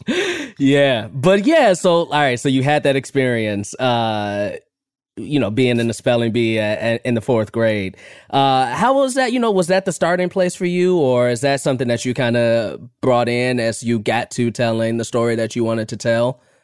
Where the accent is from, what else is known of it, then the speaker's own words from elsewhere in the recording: Chicago, Illinois, United States; I'm from Chicago